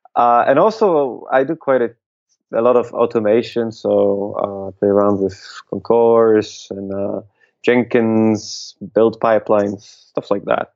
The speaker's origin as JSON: {"language": "English", "town": "Łódź", "region": "Łódź Voivodeship", "country": "Poland", "tie": "born or raised there", "said": "here in in Poland, in my hometown, hometown of Łódź"}